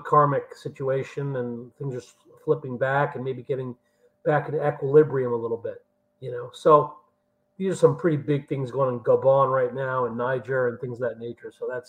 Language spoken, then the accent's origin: English; United States; Me being Indian American